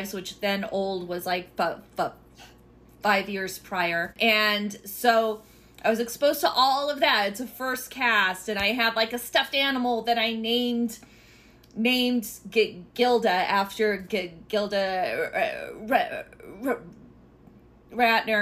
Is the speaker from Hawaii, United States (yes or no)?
no; Alameda, California, United States; now in Oakland, United States; I'm from Alameda, and I've lived in Oakland now for